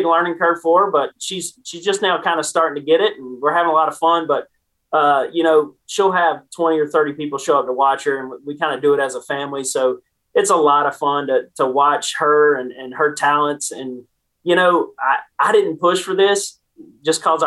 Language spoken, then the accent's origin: English; Winston-Salem, North Carolina, United States; I grew up around Bowman Gray Stadium with him, working on his modifieds